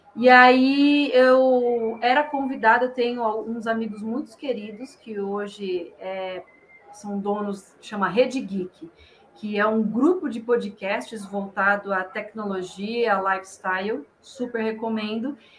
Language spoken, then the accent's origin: Portuguese; interior of São Paulo, Brazil; accent: caipira; moved away as an adult; now in São Paulo, Brazil; eu sou do interior de São Paulo, sou caipira com orgulho.